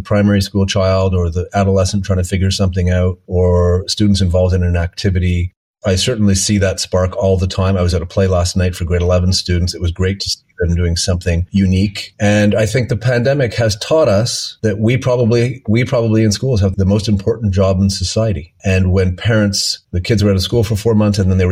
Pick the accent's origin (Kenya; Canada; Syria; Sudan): Canada; Montreal, Quebec; also born or lived in Geneva, Switzerland; I grew up in Montreal.